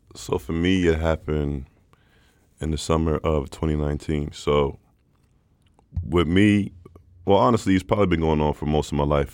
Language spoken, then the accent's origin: English; Stockholm, Stockholm County, Sweden; born and raised in Stockholm. Uh, father is American